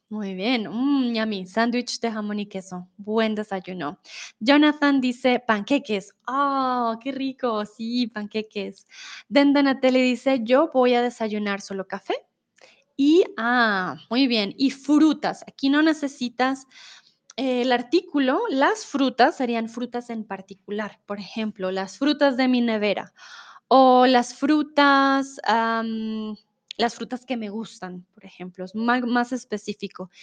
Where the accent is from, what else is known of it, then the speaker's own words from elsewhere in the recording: Colombia; soy de Colombia